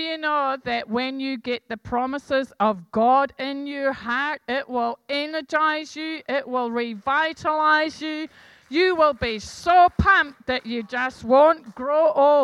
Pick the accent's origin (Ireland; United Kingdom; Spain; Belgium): United Kingdom; Scotland; I'm Scottish